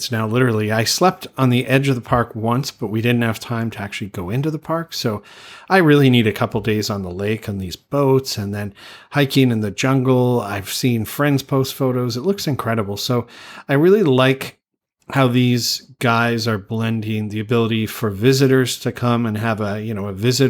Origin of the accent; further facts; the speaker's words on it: Canada; moved away; growing up in Canada